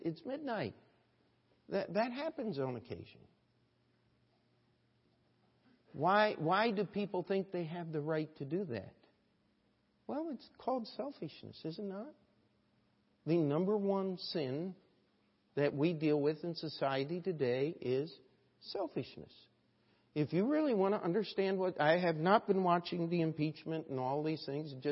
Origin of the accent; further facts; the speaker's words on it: United States; we as an American, as Americans